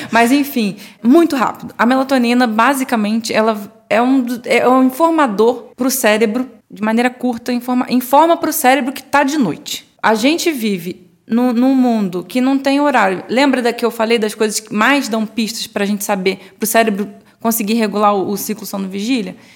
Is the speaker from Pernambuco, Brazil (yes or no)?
no; Rio de Janeiro, Brazil; now in São Paulo, Brazil; Eu vim do Rio, lá, no, pelo menos eu não lembro de ter esse costume.